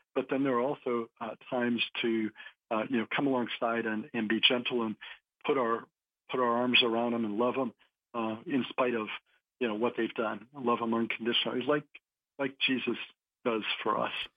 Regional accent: New Hampshire, United States; I grew up in New Hampshire, so uh, New England town, kind of small town

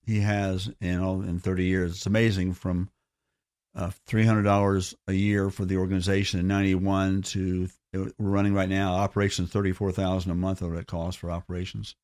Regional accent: Orlando, Florida, United States; I grew up in Orlando in the fifties and sixties

